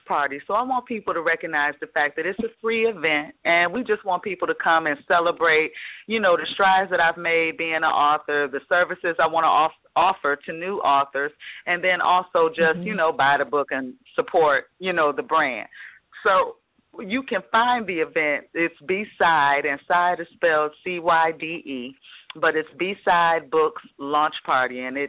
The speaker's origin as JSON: {"language": "English", "town": "Detroit", "region": "Michigan", "country": "United States", "said": "I'm from the Detroit area"}